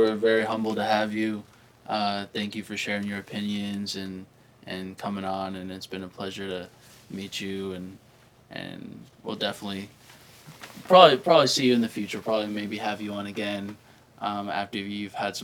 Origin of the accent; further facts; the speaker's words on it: United States; also born or lived in California / Colorado; I grew up in California and Colorado